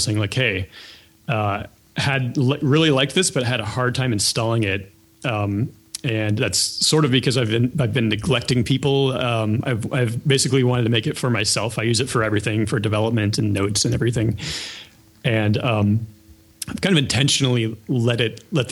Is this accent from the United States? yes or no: yes; Ohio, United States; I grew up in Ohio